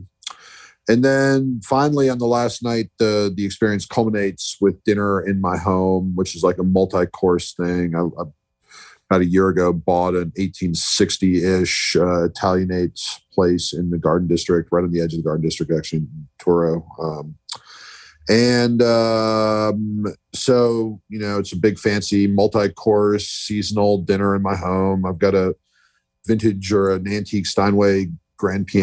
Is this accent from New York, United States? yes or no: yes; New York, United States; also born or lived in Philadelphia; now in New Orleans, United States; I moved here 11 years ago from Philadelphia. I grew up in New York